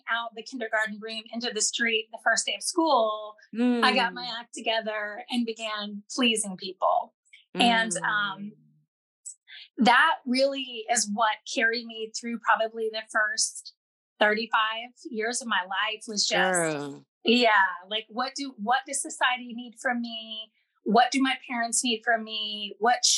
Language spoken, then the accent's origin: English; Southern Indiana, United States; I was raised in Southern Indiana, United States, and very much a rural, very small farm community